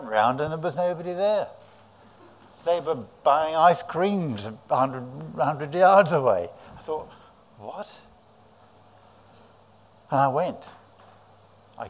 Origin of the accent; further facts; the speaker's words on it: South of England, United Kingdom; also born or lived in Guadalajara, Mexico; I come from south of England